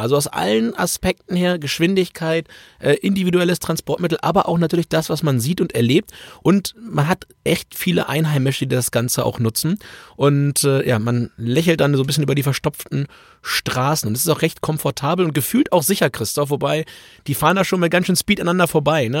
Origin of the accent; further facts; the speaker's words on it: Germany; ich komme aus Deutschland